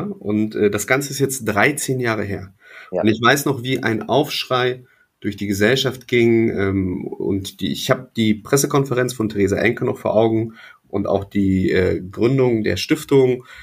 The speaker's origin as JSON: {"language": "German", "area": "Wolfsburg district", "region": "Lower Saxony", "country": "Germany", "tie": "born or raised there", "said": "Niedersachsen äh, hier im Kreis Wolfsburg, da wo ich groß geworden bin"}